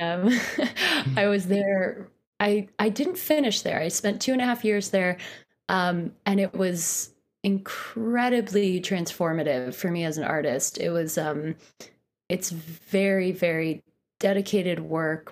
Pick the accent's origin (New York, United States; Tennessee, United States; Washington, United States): New York, United States; Poughkeepsie; moved away as an adult; also born or lived in Boston; now in Brooklyn, United States; I grew up in Poughkeepsie, which is about an hour and a half north of New York City.